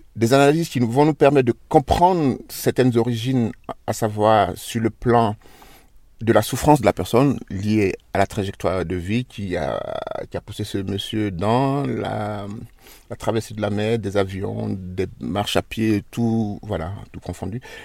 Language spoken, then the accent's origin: French; Côte d’Ivoire; moved away as an adult; now in Switzerland; je suis noir, je suis chez moi dans mon pays